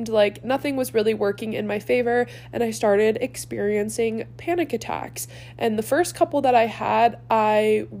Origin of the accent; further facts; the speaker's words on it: Cleveland, Ohio, United States; moved away as an adult; born and raised in Cleveland, Ohio